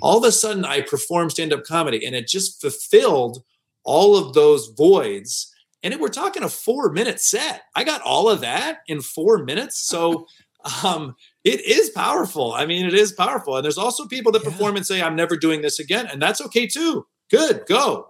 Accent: Detroit, Michigan, United States; moved away as an adult; also born or lived in New York / Los Angeles; downtown Detroit, my hometown.

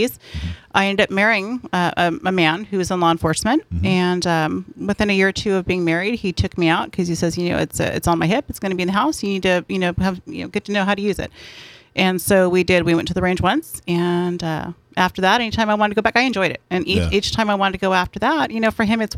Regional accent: San Diego, California, United States; I am born and bred here.

